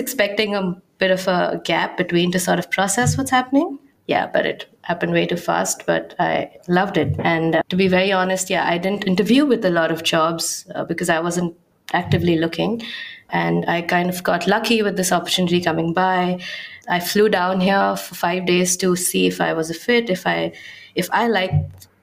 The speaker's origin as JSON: {"language": "English", "town": "Mumbai", "region": "Maharashtra", "country": "India", "moved": "as an adult", "lives_now": "Amsterdam, Netherlands", "said": "I'm originally from Mumbai"}